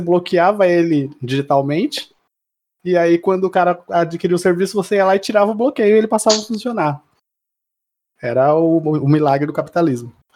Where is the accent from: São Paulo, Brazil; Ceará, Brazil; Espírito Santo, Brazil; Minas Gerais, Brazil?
São Paulo, Brazil; Mauá; moved away; eu sou de Mauá, né? Sou na, da região do ABC, além do ABC